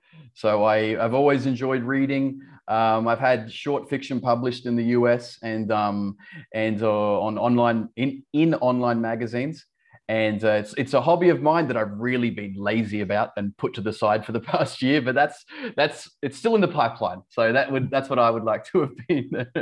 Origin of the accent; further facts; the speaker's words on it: Australia; accent: Australian; Yeah, I've sort of lost my Australian accent over the years. I've got lots of friends in the UK that say I sound Australian, and my Australian friends say I sound English.